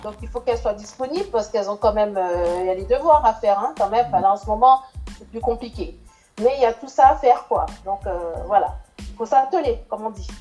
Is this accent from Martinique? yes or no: yes; Martinique; étant d'origine antillaise, hein, je suis martiniquaise.